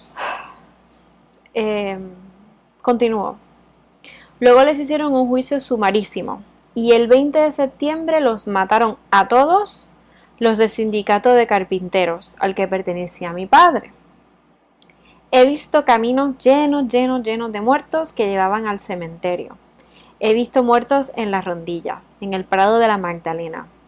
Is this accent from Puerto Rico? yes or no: yes; Puerto Rico; now in Spain; soy de Puerto Rico y también estoy criada con un sistema americanizado